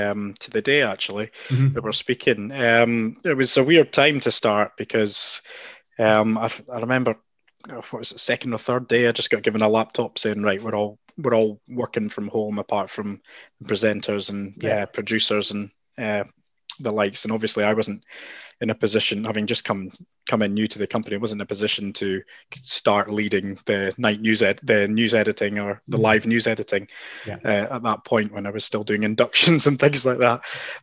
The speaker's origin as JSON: {"language": "English", "town": "Aberdeen", "region": "Scotland", "country": "United Kingdom", "tie": "born or raised there", "said": "most of my friends from home are Aberdeen fans. So, and I worked at the Evening Express for 5 years and growing up in Aberdeen."}